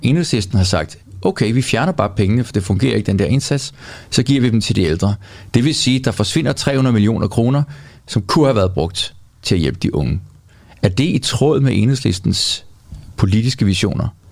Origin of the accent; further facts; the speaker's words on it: Greenland; moved away; jeg voksede op på Grønland